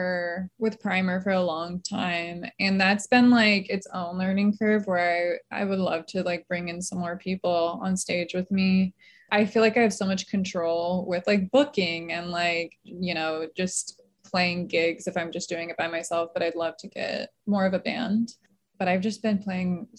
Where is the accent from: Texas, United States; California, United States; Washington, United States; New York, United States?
California, United States; Palm Springs; also born or lived in Michigan; now in Los Angeles, United States; I grew up in Palm Springs and then I was in Michigan for a really long time